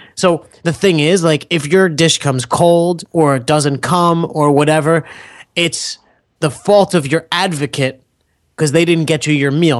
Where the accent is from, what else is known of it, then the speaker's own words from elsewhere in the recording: United States; I'm American.